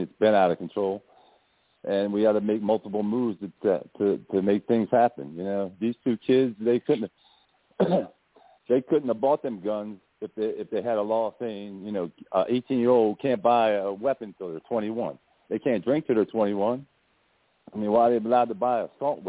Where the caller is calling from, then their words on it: Delaware, United States; I'm calling from Delaware